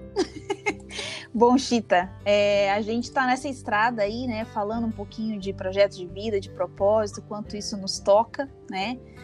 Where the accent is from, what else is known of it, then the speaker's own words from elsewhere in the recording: interior of Paraná, Brazil; moved away as an adult; now in Curitiba, Brazil; Vim do interior do Paraná, nasci no interior do Paraná, né? É, fiz uma, uma, uma, trajetória aí é, de formação primeiro no interior do Paraná e vim para Curitiba